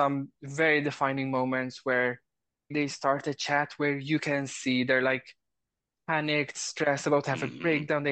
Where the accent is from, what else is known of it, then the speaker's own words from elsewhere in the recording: Malta; I'm from Malta